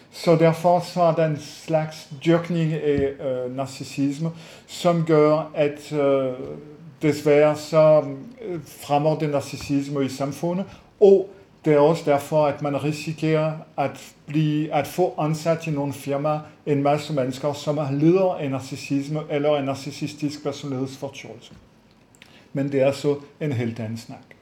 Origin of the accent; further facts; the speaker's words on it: France; moved away; jeg er franskfødt